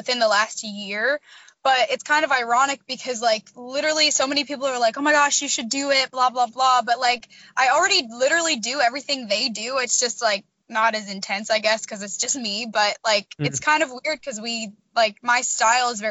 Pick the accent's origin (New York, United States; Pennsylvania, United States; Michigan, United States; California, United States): Pennsylvania, United States; Harrisburg; moved away as an adult; now in Missouri, United States; I am originally from Pennsylvania, but I'm living in Missouri right now. I moved out here for college